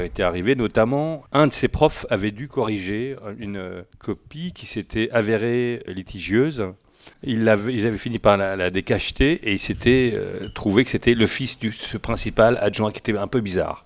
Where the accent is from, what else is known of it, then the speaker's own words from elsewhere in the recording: France; Français, oui, français. Je suis né en France, euh, oui, totalement français.